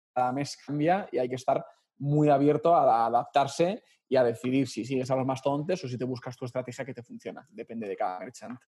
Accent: Madrid, Community of Madrid, Spain; yo soy madrileño

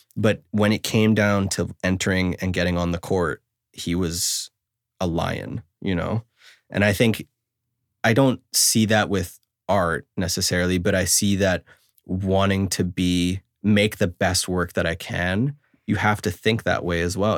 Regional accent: Canada; I'm a Canadian

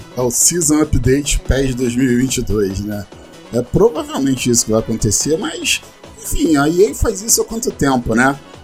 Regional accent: Brazil; Sou brasileiro

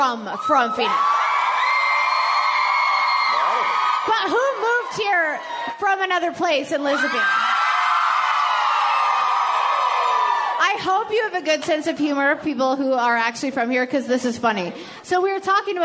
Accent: Edmonton, Alberta, Canada; I'm from Edmonton. It's cold. All we have is hockey

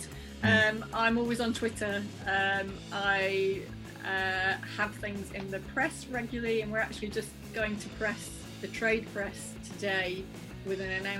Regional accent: Merseyside, North West England, United Kingdom; I was growing up on Merseyside

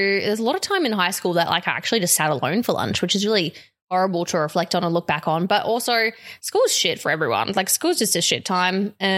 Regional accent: Sydney, New South Wales, Australia; also born or lived in Auckland, New Zealand; now in Brisbane, Australia; I grew up on the North Shore of Sydney

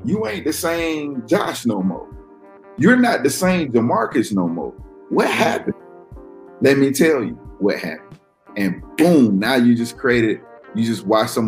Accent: the South, United States; I'm from the South

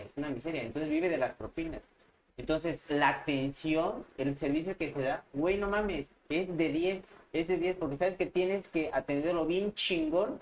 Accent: Mexico; moved away as an adult; also born or lived in Madrid, Spain; now in Spain

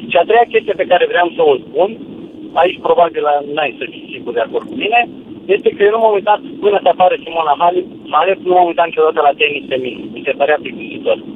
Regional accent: Timișoara, Timiș County, Romania; also born or lived in Bacău; În primul rând, eu sunt din Timișoara, am mutat de șase ani de zile din Bacău am plecat

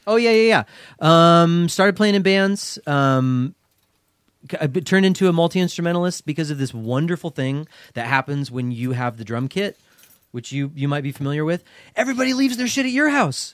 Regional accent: Portland, Oregon, United States; straight edge scene that I grew up in here in Portland

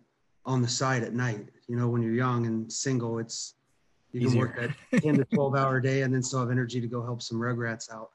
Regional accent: Columbus, Ohio, United States; moved away as an adult; also born or lived in Pennsylvania; I grew up in Columbus, youngest of four boys, went to Bishop Reedy High School

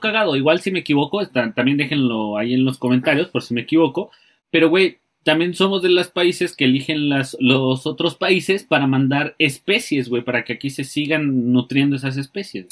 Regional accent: Mexico; nosotros como mexicanos

